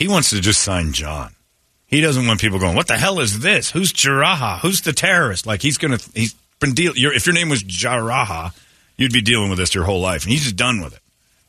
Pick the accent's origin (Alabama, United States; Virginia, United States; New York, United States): Virginia, United States; also born or lived in Chevy Chase, Maryland; We moved here to the United States. I'm technically from Virginia. I was born in Chevy Chase, Maryland.